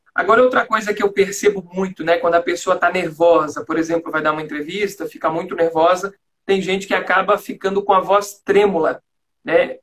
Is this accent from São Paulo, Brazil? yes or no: no; Florianópolis, Santa Catarina, Brazil; accent: manezinho; also born or lived in São João Batista, Brazil; eu sou natural de São João Batista, que fica perto de Nova Trento, aqui em Santa Catarina